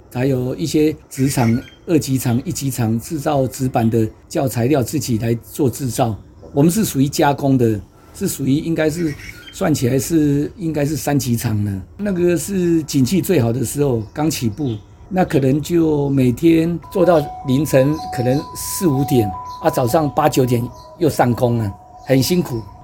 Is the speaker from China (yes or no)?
no; Taipei, Taiwan; 我小时候就在这边土生土长